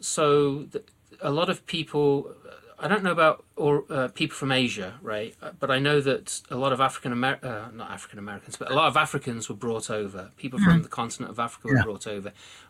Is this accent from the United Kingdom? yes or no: yes; United Kingdom; born or raised there; now in United States